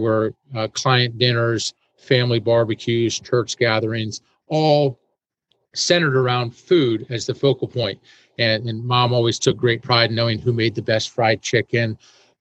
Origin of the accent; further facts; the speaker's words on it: Annapolis, Maryland, United States; also born or lived in Washington, D.C.; I was born in Washington, D.C., and grew up in Annapolis, Maryland